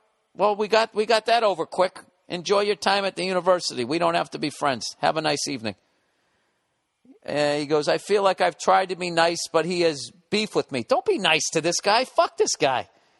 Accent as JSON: {"language": "English", "region": "Wales", "country": "United Kingdom", "said": "because I'm from Wales, he suggested that I have sexual intercourse with sheep"}